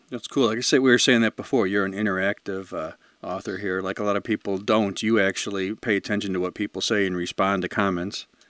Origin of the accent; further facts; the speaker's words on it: Chicago, Illinois, United States; I'm from the Chicago area, born and raised out here.